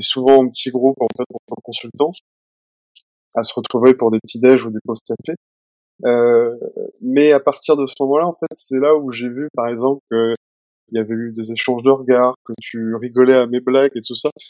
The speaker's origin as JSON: {"language": "French", "town": "Nantes", "region": "Pays de la Loire", "country": "France", "also_born_or_lived": "Edinburgh / Angers / Toulouse / Bordeaux", "moved": "as an adult", "lives_now": "Paris, France", "said": "je suis originaire de Nantes"}